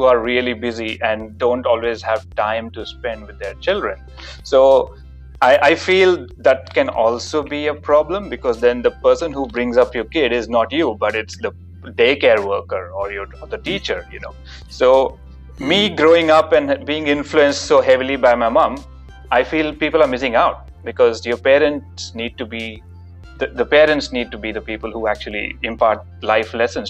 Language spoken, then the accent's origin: English; Melbourne, Victoria, Australia; So I'm from Melbourne. I've been there for 11 and a half years.